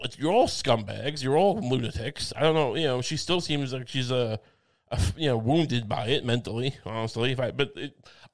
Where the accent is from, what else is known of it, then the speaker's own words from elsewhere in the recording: Suffolk County, Long Island, New York, United States; I'm from Suffolk County